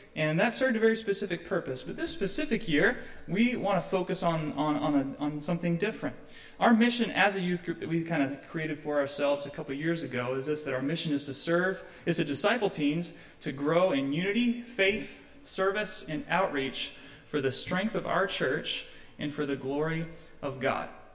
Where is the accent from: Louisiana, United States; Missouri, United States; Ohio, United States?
Ohio, United States; moved away; I'm from Ohio and it's the promised land